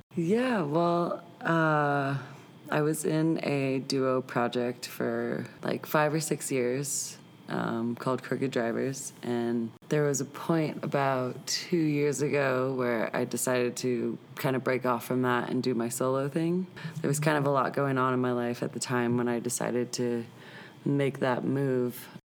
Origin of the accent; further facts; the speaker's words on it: St. Louis, Missouri, United States; moved away as an adult; also born or lived in Boulder, Colorado / Long Beach, California; now in Denver, United States; I grew up in St. Louis